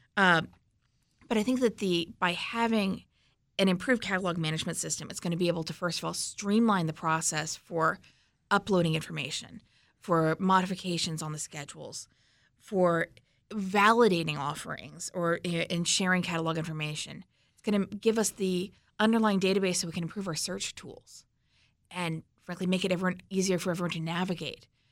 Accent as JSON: {"language": "English", "region": "Missouri", "country": "United States", "said": "I'm from Missouri"}